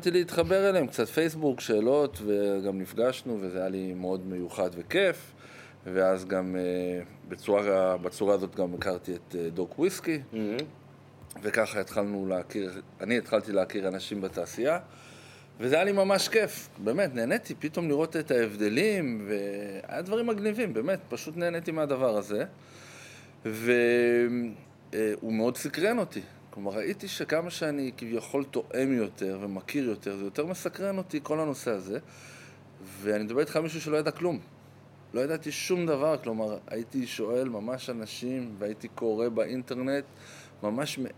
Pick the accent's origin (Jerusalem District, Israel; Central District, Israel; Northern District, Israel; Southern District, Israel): Jerusalem District, Israel; Jerusalem; also born or lived in Golan Heights / United States / Tel Aviv; אה, נולדתי באמת ברמת הגולן, אחרי זה חזרנו לירושלים, היה לי שנה בארצות הברית, הרבה שנים בתל אביב.